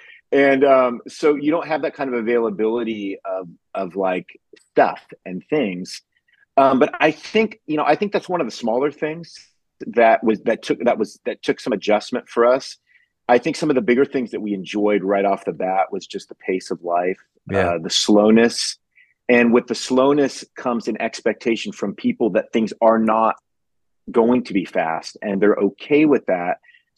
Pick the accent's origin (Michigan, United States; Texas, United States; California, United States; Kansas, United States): California, United States; now in Ashland, United States; I'm a transplant. I'm from Southern California 13 years ago to Mid Ohio to a town called Ashland